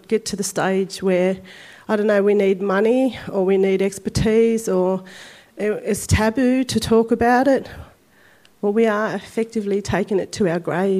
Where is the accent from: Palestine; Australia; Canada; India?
Australia; Sydney, New South Wales; I come from La Perouse, which is right on the shores of Botany Bay